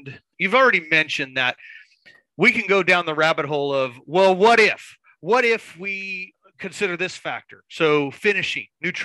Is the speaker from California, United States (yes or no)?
yes; California, United States; my home country, California